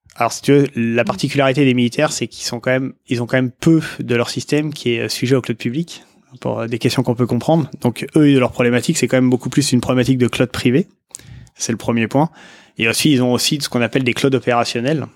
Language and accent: French; France; je dis français parce qu'on est français